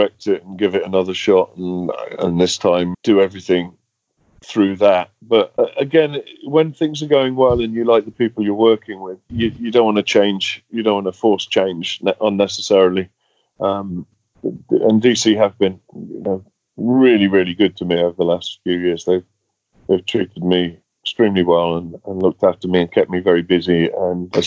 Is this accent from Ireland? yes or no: no; Derby, East Midlands, United Kingdom; in Derby Museum, my hometown